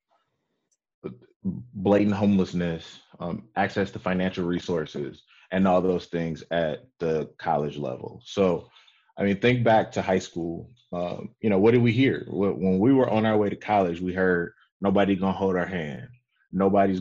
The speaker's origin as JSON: {"language": "English", "town": "Detroit", "region": "Michigan", "country": "United States", "tie": "born or raised there", "said": "I'm from Detroit. I grew up, you know, I'm a graduate of Detroit Public Schools."}